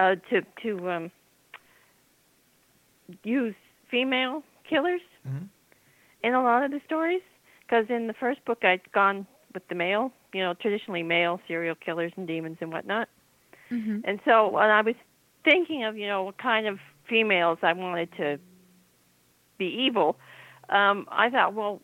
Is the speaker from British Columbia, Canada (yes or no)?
no; Nova Scotia, Canada; I grew up in Nova Scotia